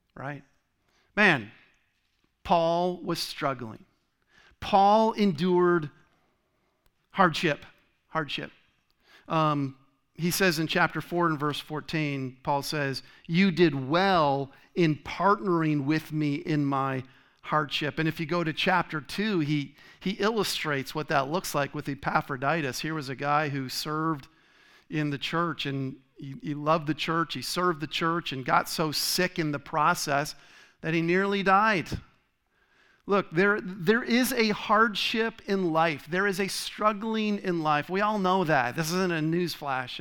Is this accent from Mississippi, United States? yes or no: no; Rhode Island, United States; moved away as an adult; also born or lived in Michigan / Tennessee / Connecticut; now in Arizona, United States; I was born in Michigan, grew up in Rhode Island